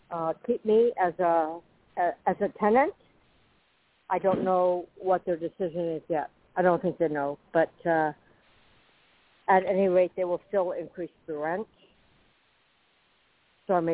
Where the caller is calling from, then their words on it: Florida, United States; Uh, … in Florida.